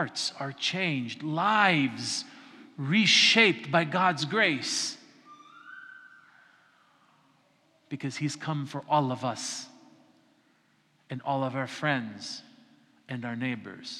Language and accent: English; the mountains of Colorado, United States; now in Florida, United States; I'm not from Kalymnos, I'm not even from Florida, I'm from the mountains of Colorado